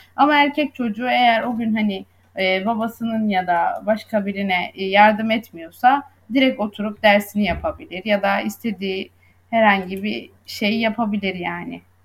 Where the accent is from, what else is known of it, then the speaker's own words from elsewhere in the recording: Söke, Aydın, Turkey; moved away as an adult; now in Izmir, Turkey; Aydınlıyım aslen. Söke'de doğdum. İlkokul ve ortaokulu, liseyi Söke'de tamamladım.